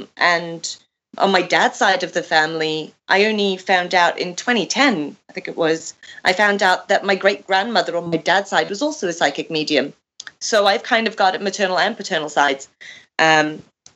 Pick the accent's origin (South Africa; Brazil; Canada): South Africa; moved away as an adult; also born or lived in Zimbabwe / Greece; now in England; My family moved to South Africa, and I was raised there up until my early 20s.